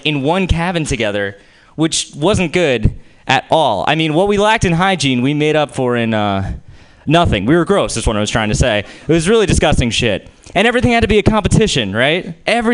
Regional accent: New Jersey, United States; I'm Jewish and I'm from New Jersey

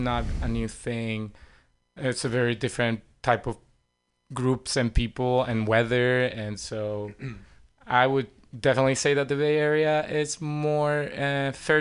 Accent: Venezuela; English is a second language; moved away as an adult; also born or lived in New York; now in San Francisco, United States; I'm originally from Venezuela

